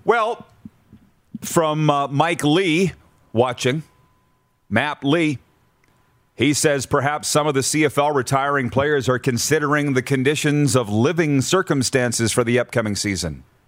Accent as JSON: {"language": "English", "town": "Milestone", "region": "Saskatchewan", "country": "Canada", "tie": "born or raised there", "moved": "yes", "said": "Milestone Sask. He didn't even know what it was. My hometown"}